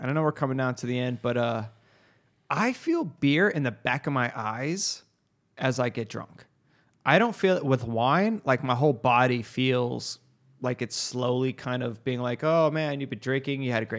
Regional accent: Arizona, United States; Dude, I'm from Arizona, man. They don't give a shit about the laws out here.

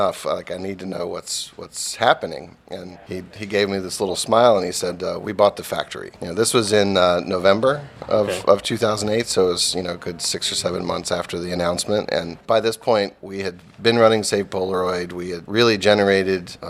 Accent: United States; growing up in America

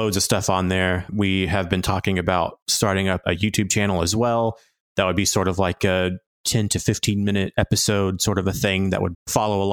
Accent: Arkansas, United States; accent: Southern twang; moved away as an adult; now in Norwich, United Kingdom; I have this weird Southern twang. No, I'm from Arkansas originally. My wife and I moved to the UK about 5 years ago

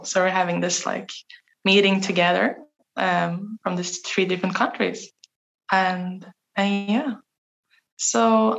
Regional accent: Sweden; I'm from Sweden.

